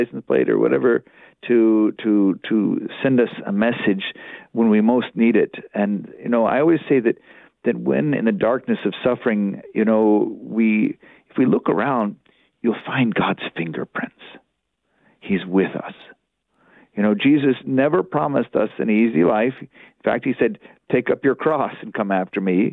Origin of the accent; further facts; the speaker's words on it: Bible Belt, the South, United States; I grew up in the South in the Bible Belt